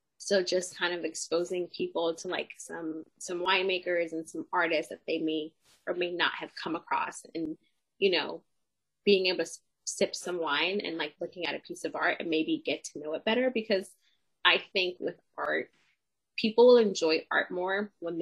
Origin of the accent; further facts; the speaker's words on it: Los Angeles, California, United States; I grew up in Los Angeles